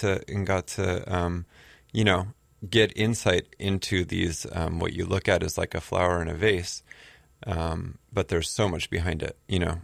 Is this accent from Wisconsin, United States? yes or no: no; Southern California, United States; moved away as an adult; also born or lived in New York City, United States; now in Honolulu, United States; I grew up in Southern California